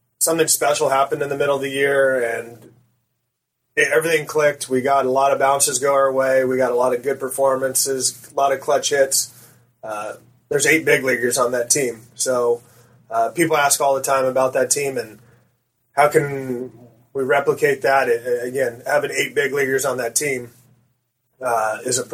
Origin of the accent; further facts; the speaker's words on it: Orange County, California, United States; I grew up here locally in Orange County